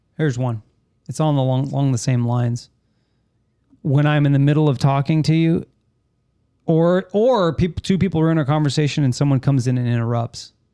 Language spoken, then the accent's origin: English; California, United States; moved away as an adult; now in Florida, United States; I grew up in California